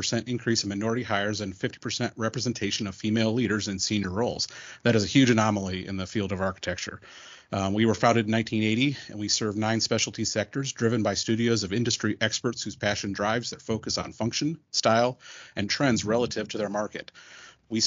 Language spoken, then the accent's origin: English; Northern Ohio, United States; also born or lived in Columbus, Ohio; now in Cincinnati, United States; I'm originally from Northern Ohio, so it's not back to Cincinnati, but I did go to school here